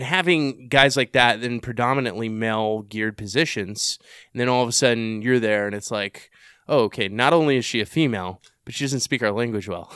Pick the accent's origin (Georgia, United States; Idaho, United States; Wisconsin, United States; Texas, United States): Texas, United States; I'm from Texas